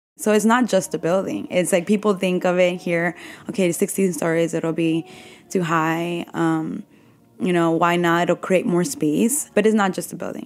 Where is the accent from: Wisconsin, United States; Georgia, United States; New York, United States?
New York, United States; New York City; I grew up in Bushwick